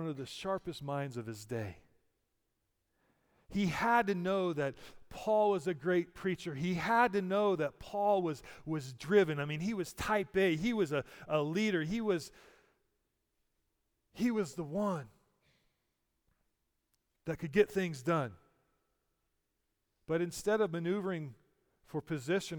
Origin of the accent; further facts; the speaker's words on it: United States; I'm an American and I go to church on holidays